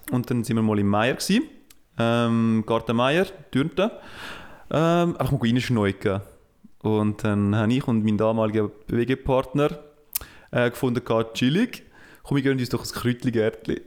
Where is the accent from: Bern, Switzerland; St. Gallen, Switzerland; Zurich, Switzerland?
St. Gallen, Switzerland; Uznach; Ich bin in Nutznach aufgewachsen. In Nutznach gibt es Störche, das ist eine der Störchenkolonie von, äh, von der Schweiz.